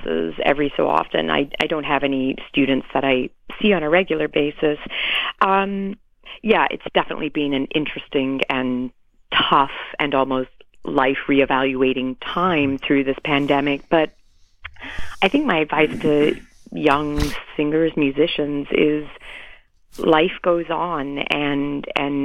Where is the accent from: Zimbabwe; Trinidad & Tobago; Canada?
Canada; also born or lived in England; now in United States; I was born in England. I grew up in Canada. Now I live in the U.S.